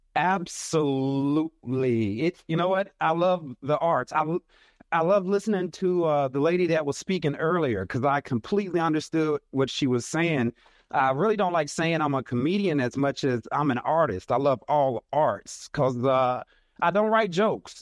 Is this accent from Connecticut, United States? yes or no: no; Arkansas, United States; I'm from Arkansas, little country boy, country Baptist preacher son from Arkansas